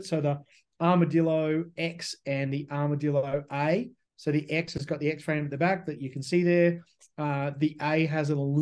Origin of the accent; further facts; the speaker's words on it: Australia; now in United States; I'm Australian